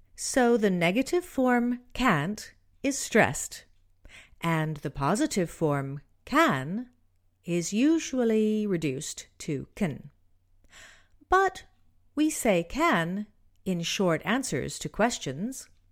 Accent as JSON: {"language": "English", "region": "Southern California", "country": "United States", "tie": "born or raised there", "moved": "yes", "said": "I grew up in Southern California"}